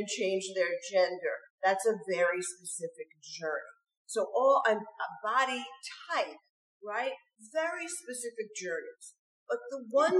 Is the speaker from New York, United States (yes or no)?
yes; New York, United States; when I was growing up in New York